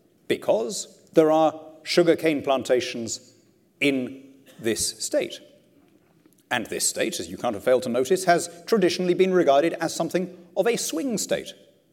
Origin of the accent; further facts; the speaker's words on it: Lima, Peru; You know, I grew up in Lima, in South America. And Lima, when I was a kid, was ringed by shantytowns, by slums.